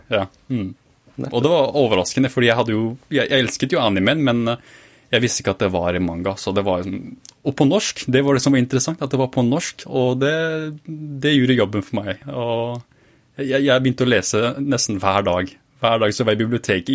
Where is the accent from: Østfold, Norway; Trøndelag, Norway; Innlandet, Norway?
Østfold, Norway; Fredrikstad; jeg vokste opp i Fredrikstad